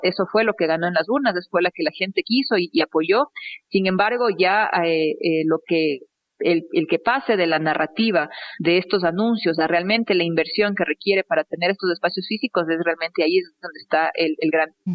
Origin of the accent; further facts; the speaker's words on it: Ecuador; como ecuatoriana